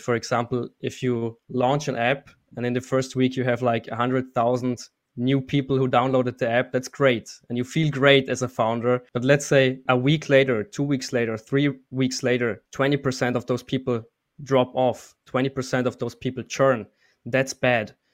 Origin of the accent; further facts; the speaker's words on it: Austria; moved away as an adult; also born or lived in Munich, Germany; I'm actually from Austria, and four years ago, I moved to Munich, Germany